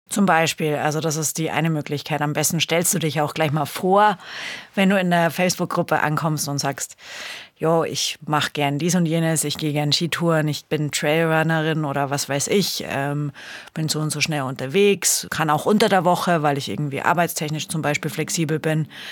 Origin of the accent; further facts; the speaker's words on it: Bamberg, Bavaria, Germany; moved away; ich komme ja eigentlich aus Bamberg und habe da auch da früher angefangen mit Mountainbiken